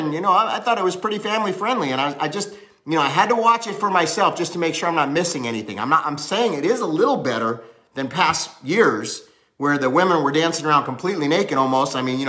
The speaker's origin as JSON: {"language": "English", "town": "Hollywood", "region": "California", "country": "United States", "tie": "born or raised there", "also_born_or_lived": "Cincinnati", "said": "I was born in Cincinnati, but I lived in Cali for most of my life. I went to high school there, I was raised up there in Hollywood"}